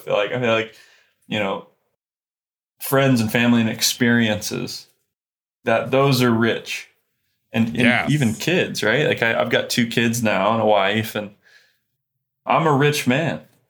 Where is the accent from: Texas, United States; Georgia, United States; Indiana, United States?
Indiana, United States; Kokomo; So I grew up in Kokomo, Indiana.